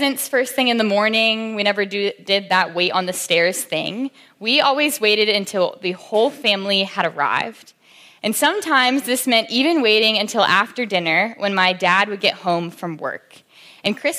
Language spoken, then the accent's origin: English; Williamsburg, Virginia, United States; I grew up in Williamsburg, Virginia.